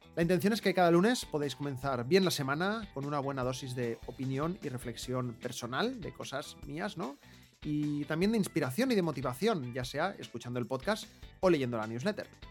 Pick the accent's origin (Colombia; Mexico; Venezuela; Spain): Spain; Barcelona, Catalonia; soy de Barcelona